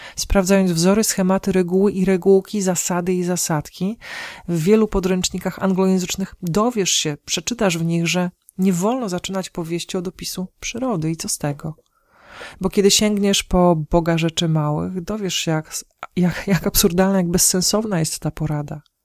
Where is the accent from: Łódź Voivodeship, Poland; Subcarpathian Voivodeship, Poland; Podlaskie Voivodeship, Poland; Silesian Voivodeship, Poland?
Podlaskie Voivodeship, Poland; u nas na Podlasiu